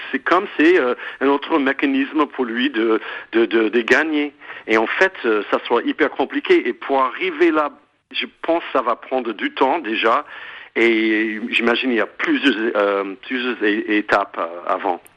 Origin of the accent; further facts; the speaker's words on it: United States; French is a second language; now in France; en tant qu'Américain, même si je suis en France depuis si longtemps